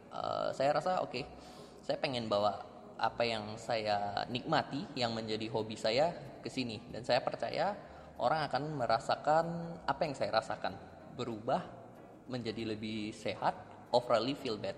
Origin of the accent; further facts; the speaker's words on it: Pekanbaru, Riau, Indonesia; saya memang uh, besar di kota Pekanbaru, kemudian sempat kuliah di Malaysia selama 3 tahun.